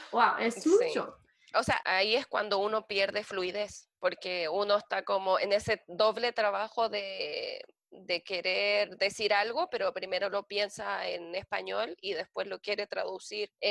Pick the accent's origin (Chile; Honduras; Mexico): Chile; moved away as an adult; also born or lived in Canada; eh, soy chilena